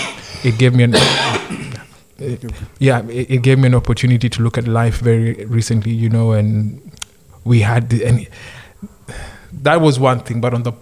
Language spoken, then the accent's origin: English; Nairobi, Kenya; moved away as an adult; I'm like from Nairobi.